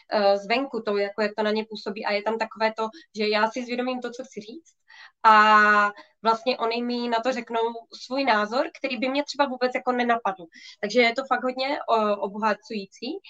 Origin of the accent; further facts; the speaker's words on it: Ostrava, Moravian-Silesian Region, Czechia; Já jsem z Ostravy